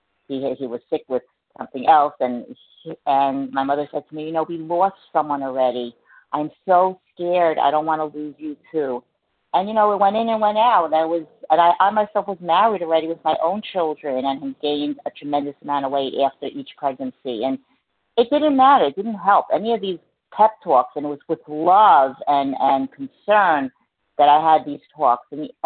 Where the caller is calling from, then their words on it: New Jersey, United States; I'm recovered from New Jersey.